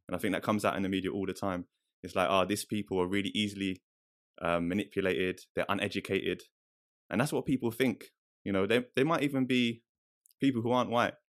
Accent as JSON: {"language": "English", "region": "London", "country": "United Kingdom", "tie": "born or raised there", "moved": "as an adult", "lives_now": "Oldham, United Kingdom", "said": "growing up in London, I've come to the north"}